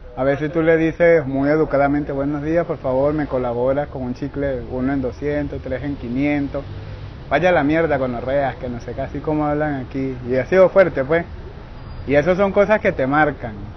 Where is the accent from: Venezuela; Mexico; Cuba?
Venezuela; Carabobo; moved away as an adult; yo soy del estado Carabobo, Venezuela.